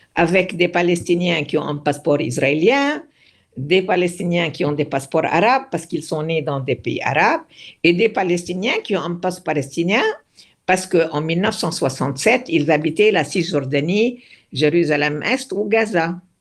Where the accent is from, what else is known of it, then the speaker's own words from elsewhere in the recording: Beirut, Beirut Governorate, Lebanon; moved away; je me sens autant libanaise que palestinienne parce que j'ai grandi, je suis née au Liban